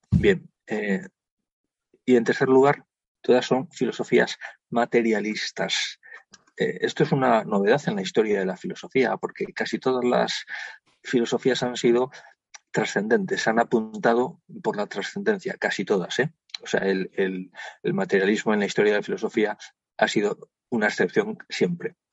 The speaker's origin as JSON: {"language": "Spanish", "country": "Spain", "said": "somos europeos y somos españoles."}